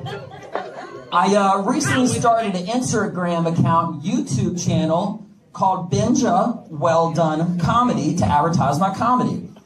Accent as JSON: {"language": "English", "region": "Connecticut", "country": "United States", "also_born_or_lived": "Washington, D.C. / Russia", "moved": "yes", "lives_now": "Texas, United States", "said": "I am not Russian. I am from Connecticut"}